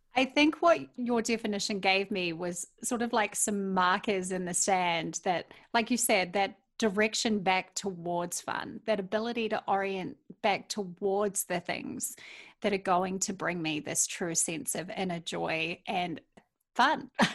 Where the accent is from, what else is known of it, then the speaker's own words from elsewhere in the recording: New Zealand; now in Minnesota, United States; I love living in Minnesota, being a New Zealander